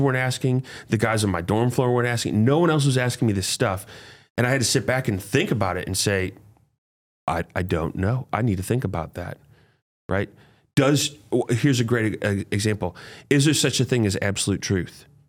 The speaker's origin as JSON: {"language": "English", "town": "St. Louis", "region": "Missouri", "country": "United States", "tie": "born or raised there", "said": "I grew up here in Saint Louis, Hazelwood Central High School"}